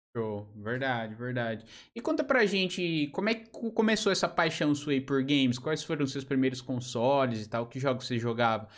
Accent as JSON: {"language": "Portuguese", "region": "São Paulo", "country": "Brazil", "also_born_or_lived": "Portugal", "moved": "as an adult", "lives_now": "Joinville, Brazil", "said": "eu sou de São Paulo, né? Sou de São Paulo capital, da região de Santo Amaro"}